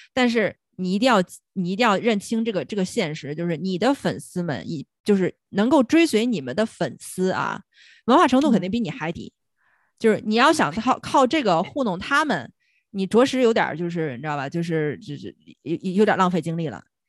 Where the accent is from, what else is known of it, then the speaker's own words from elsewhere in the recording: China; 作为中国人